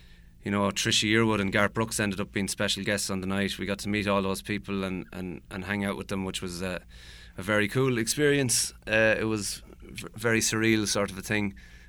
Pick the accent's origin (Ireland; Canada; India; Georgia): Ireland; moved away as an adult; now in St. Louis, United States; we take it for granted being Irish and all these people are so interested in our little country and our culture and music.